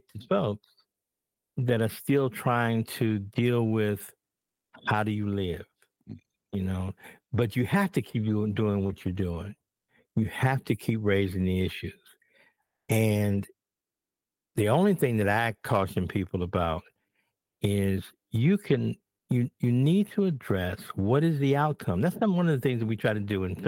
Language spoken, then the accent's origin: English; Chicago, Illinois, United States; I grew up in Bronzeville originally, and then we moved to Stateway Gardens.